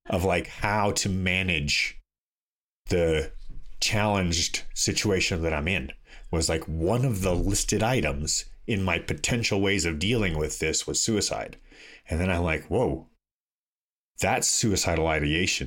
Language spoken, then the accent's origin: English; Toronto, Ontario, Canada; when I grew up in Toronto, I would consider to be a very liberal place